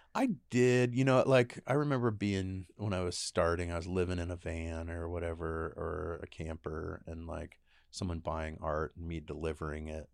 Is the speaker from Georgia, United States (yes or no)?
no; Enumclaw, Washington, United States; growing up in Enumclaw, it wasn't like um, it wasn't appealing.